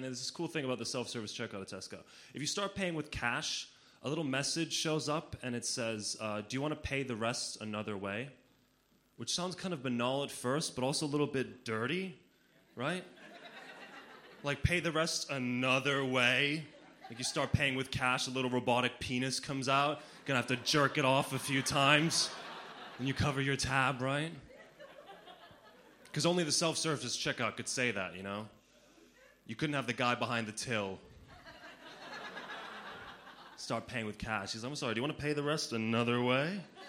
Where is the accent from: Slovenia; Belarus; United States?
Slovenia; But I grew up in Slovenia as a child of an only parent, which is kind of interesting.